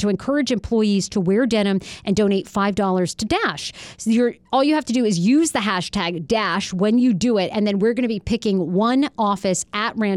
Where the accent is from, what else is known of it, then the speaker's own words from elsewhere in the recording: Wiscasset, Maine, United States; Maine, which that's my home state where I'm from. I grew up in Wiscasset, Maine